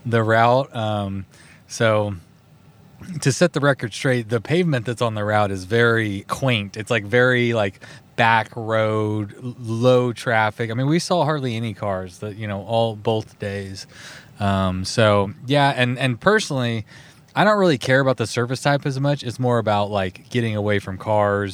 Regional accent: Texas, United States; We're both from Texas.

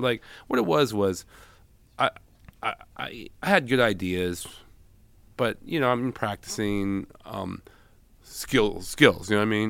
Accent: San Francisco, California, United States; I was born in San Francisco

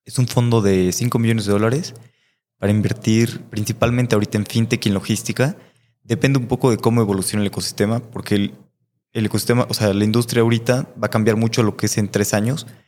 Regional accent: Mexico; como mexicanos

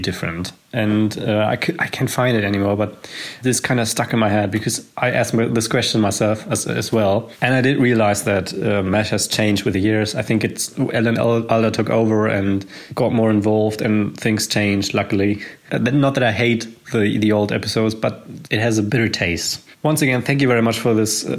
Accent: Germany; I'm from Germany

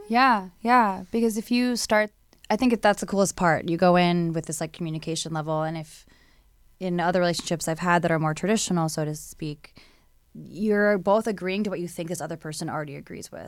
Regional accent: Hawaii, United States; moved away; I'm from Hawaii

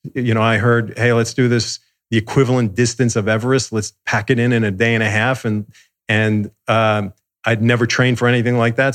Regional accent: suburbs of New York, United States; moved away as an adult; also born or lived in Manhattan, New York; now in Los Angeles, United States; I grew up in the suburbs of New York

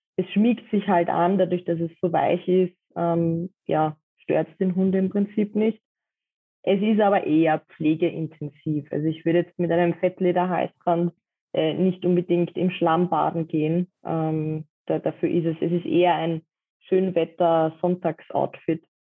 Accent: Vienna, Austria; Ich komme aus Wien

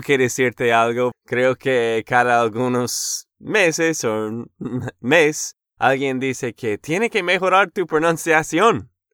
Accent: Texas, United States; Spanish is a second language; de Texas, Estados Unidos.

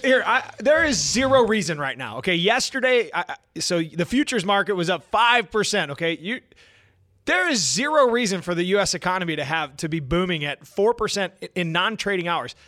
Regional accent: United States; as American people

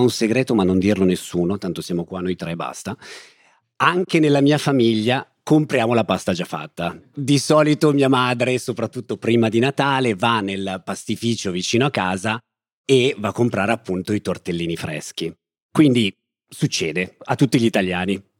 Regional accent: Germany; Italian is a second language; Eh, io sono cresciuta in Germania e nella Germania penso che un momento tipico per mangiare insieme è la cena.

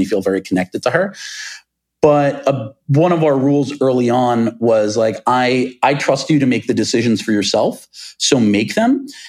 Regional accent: New York, United States; Most of the friends with whom I grew up on Long Island, they no longer live in New York City.

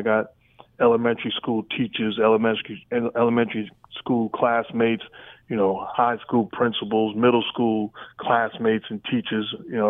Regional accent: Queens, New York, United States; also born or lived in Brooklyn; My first sport at 7 years old, when we moved from Brooklyn to Queens, I got into a little

